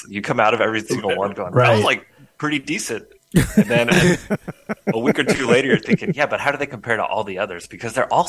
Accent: Atlanta, Georgia, United States; I'm actually from the Atlanta area

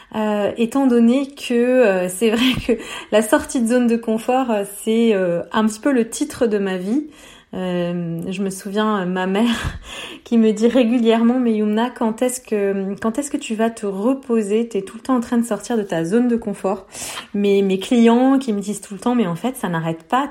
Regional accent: Beirut, Beirut Governorate, Lebanon; j'ai grandi à Beyrouth en pleine guerre

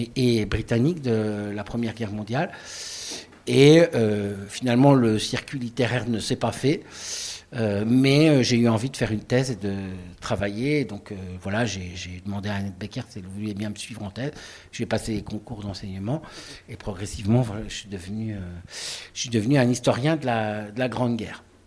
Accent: Lorraine, Grand Est, France; j'ai grandi en Lorraine

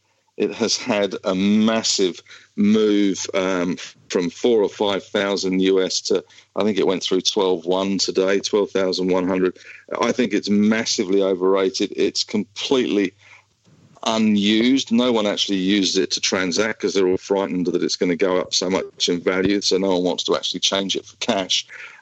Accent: Australia; but we are Australian, we have the ASX

